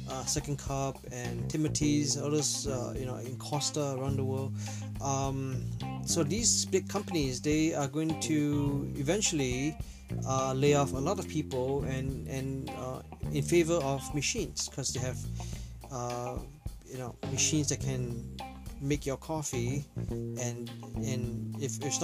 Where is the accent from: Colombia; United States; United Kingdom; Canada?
Canada; Toronto, Ontario; Like some of you know, I'm from Toronto, and Raptors just won the NBA championship.